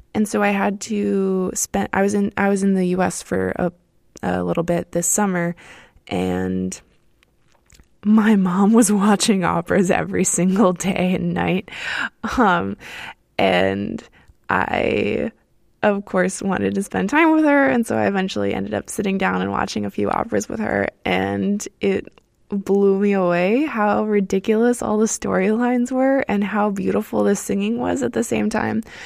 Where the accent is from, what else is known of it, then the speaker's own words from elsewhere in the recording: Miami, Florida, United States; moved away as an adult; now in Berlin, Germany; I'm originally from Miami, Florida in the United States, uh, and I currently live in Berlin, Germany